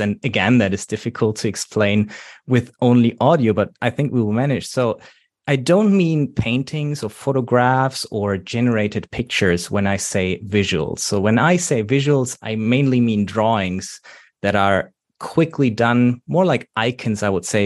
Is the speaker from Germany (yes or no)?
yes; Germany; accent: German; English is a second language; I'm coming from Germany, by the way, how you might already know from my accent.